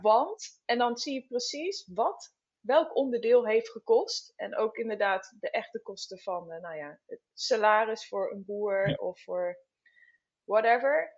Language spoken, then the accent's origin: Dutch; Netherlands; wij als Nederlanders